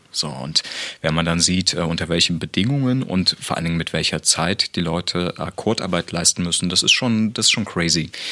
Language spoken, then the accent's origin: German; Dresden, Saxony, Germany; obwohl ich ja gebürtiger Dresdner bin